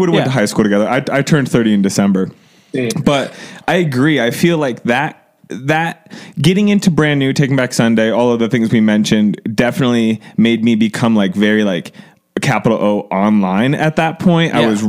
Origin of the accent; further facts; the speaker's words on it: Cleveland, Ohio, United States; I'm from Cleveland.